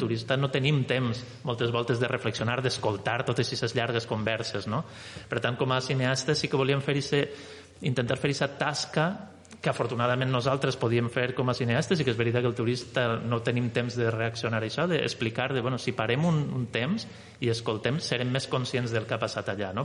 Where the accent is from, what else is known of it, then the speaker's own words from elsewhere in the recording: Valencian Community, Spain; nosaltres, que som de València, per això que diem valencians